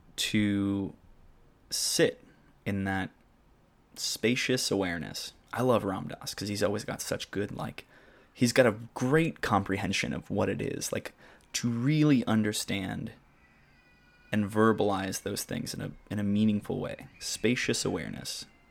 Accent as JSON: {"language": "English", "town": "Arlington", "region": "Washington", "country": "United States", "tie": "born or raised there", "moved": "yes", "said": "when I lived in my hometown in Washington, Arlington"}